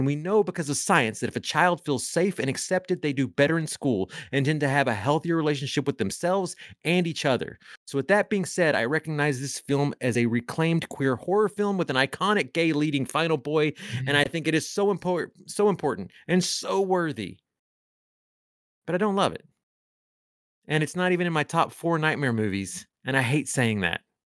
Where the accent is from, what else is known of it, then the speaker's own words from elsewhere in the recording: Honduras; But I'll also say that like I grew up, even though I am Hispanic and from Honduras, I grew up in a pretty heteronormative white male world.